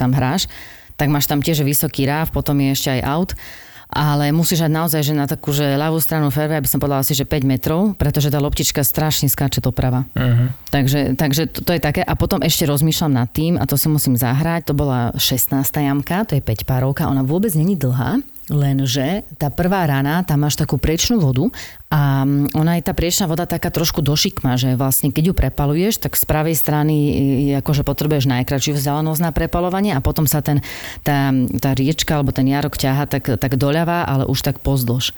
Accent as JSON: {"language": "Slovak", "country": "Slovakia", "said": "sme všetci Slováci"}